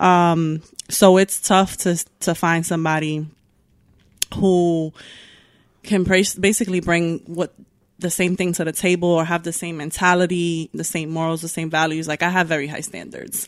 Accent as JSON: {"language": "English", "town": "Newburgh", "region": "New York", "country": "United States", "tie": "born or raised there", "also_born_or_lived": "Bronx, New York / Yonkers, New York", "said": "I grew up in Newburgh. Um, I moved up here when I was seven."}